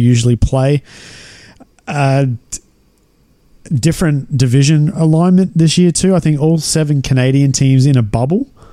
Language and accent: English; Central Queensland, Australia; also born or lived in Rochdale, United Kingdom; I am from Central Queensland